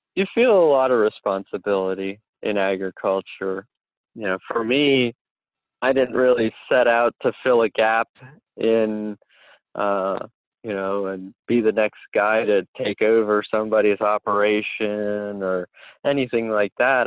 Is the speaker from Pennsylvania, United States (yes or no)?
yes; Dauphin County, Pennsylvania, United States; I am from Dauphin County